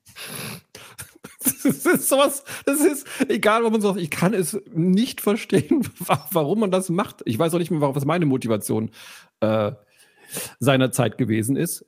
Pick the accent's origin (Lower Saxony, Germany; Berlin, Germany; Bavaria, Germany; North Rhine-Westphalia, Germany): Bavaria, Germany; Allgäu; moved away; ich habe eine Zeit meiner Kindheit im Allgäu verbracht